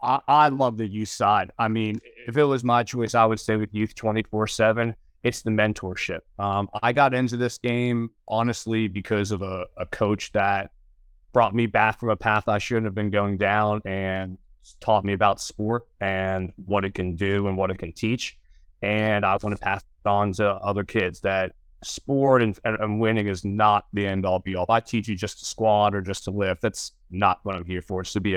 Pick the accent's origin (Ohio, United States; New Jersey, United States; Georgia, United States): Georgia, United States; I moved back to my hometown about an hour outside of Atlanta and opened up my business